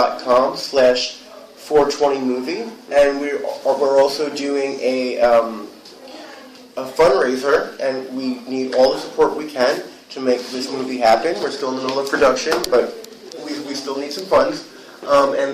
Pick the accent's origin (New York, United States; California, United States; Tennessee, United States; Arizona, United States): New York, United States; New York City; also born or lived in Los Angeles; I'm originally from Whitestone, which is in Queens, New York